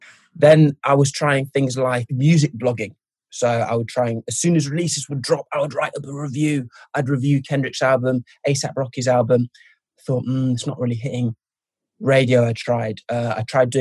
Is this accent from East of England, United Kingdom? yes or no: yes; Norwich, East of England, United Kingdom; moved away as an adult; also born or lived in Derby / Zimbabwe / Birmingham; now in London, United Kingdom; when I was growing up in Norwich